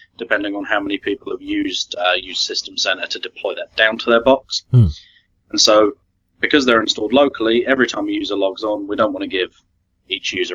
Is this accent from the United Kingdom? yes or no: yes; United Kingdom; accent: British; if I put on my proper accent, I'm very much British